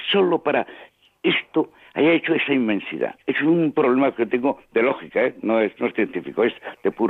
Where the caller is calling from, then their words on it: San Sebastián, Basque Country, Spain; de San Sebastián.